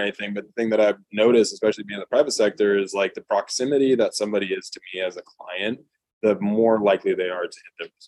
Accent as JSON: {"language": "English", "region": "California", "country": "United States", "also_born_or_lived": "Nebraska", "moved": "as an adult", "said": "I'm from California"}